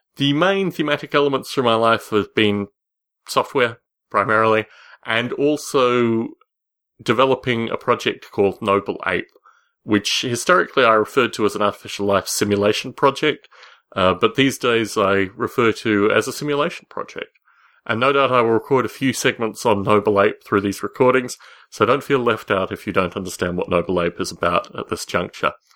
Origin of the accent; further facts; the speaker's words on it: Canberra, Australian Capital Territory, Australia; also born or lived in Adelaide, South Australia / San Francisco Bay Area, California; now in San Jose, United States; I spent a majority of my childhood in Canberra, Australia